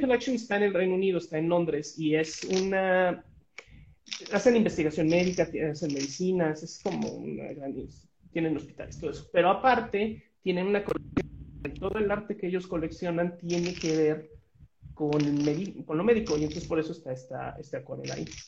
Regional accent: Mexico; como mexicanos

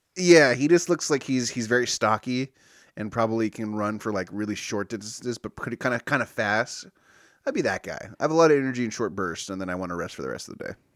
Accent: California, United States; I grew up here in California

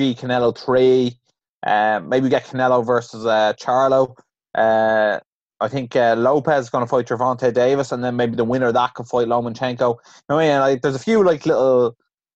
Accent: Ireland; as an Irish person

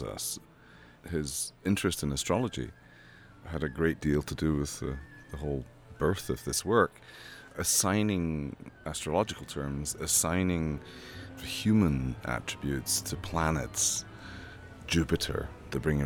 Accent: United Kingdom; As a Brit

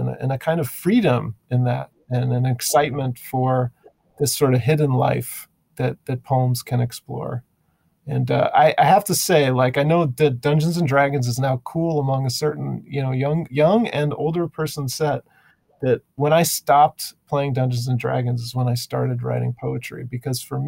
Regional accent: Chicago, Illinois, United States; also born or lived in San Diego, California; I grew up in mostly, I was born in California, San Diego, and we moved to the Chicago area for my dad's job

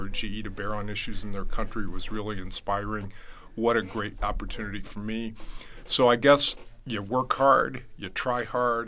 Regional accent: Champaign, Illinois, United States; moved away as an adult; the University of Illinois in Champaign-Urbana, my hometown

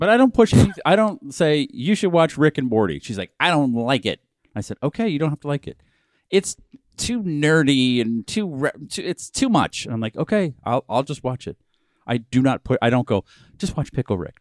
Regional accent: New England, United States; moved away; We're from New England

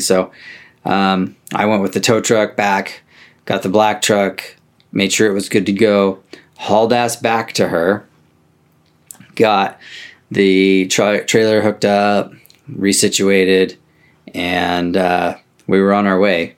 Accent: Oregon, United States; I'm country mouse from Oregon

